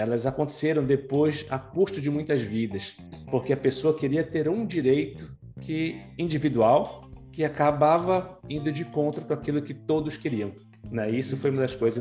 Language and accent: Portuguese; Pará, Brazil; eu sou paraense